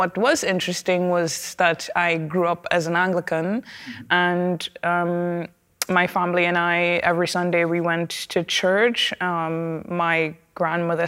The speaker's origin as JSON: {"language": "English", "country": "Trinidad & Tobago", "said": "I come from Trinidad and Tobago, and our culture is enriched"}